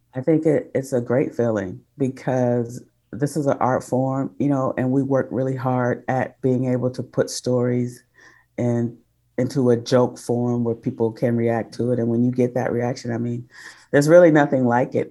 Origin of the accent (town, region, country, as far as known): Detroit, Michigan, United States; moved away; also born or lived in Oakland